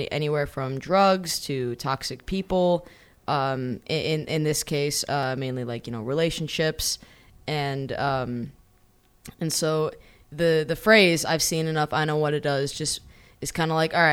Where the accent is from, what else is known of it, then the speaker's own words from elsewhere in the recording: Schaumburg, Illinois, United States; also born or lived in Los Angeles; now in Chicago, United States; I used to say I was from Schaumburg